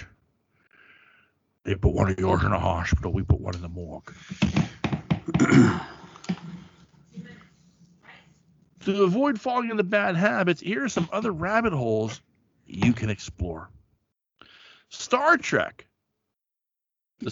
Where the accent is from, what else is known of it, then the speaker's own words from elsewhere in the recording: United States; as an American